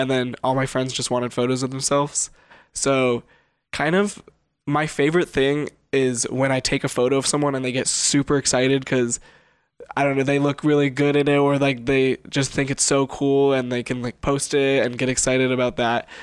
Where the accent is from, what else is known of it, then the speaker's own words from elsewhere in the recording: Las Vegas, Nevada, United States; I grew up in Vegas